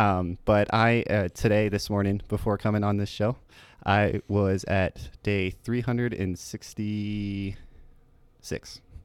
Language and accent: English; Port Charlotte, Florida, United States; also born or lived in Tampa, Florida; from a little town called Port Charlotte, Florida